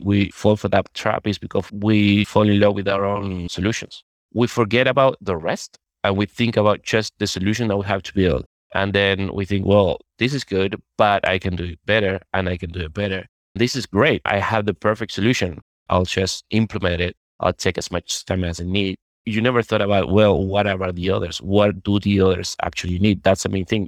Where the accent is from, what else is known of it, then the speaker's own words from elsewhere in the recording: Uruguay; now in Madrid, Spain; I'm originally from Uruguay, although I'm right now living in Spain, in Madrid.